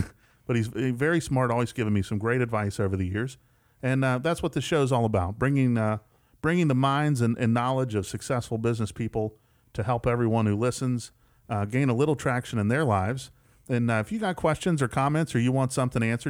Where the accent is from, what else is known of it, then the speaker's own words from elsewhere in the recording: West Virginia, United States; now in West Tennessee, United States; growing up in West Virginia